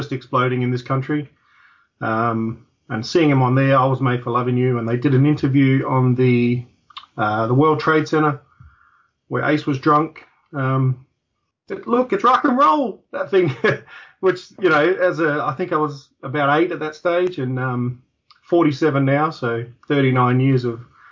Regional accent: Adelaide, South Australia, Australia; that's where I'm from

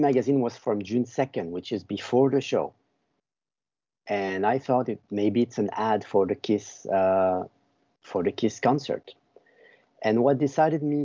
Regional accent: Brussels, Brussels-Capital Region, Belgium; moved away as an adult; I'm from Belgium. I was born in Brussels. I lived there for 25 years

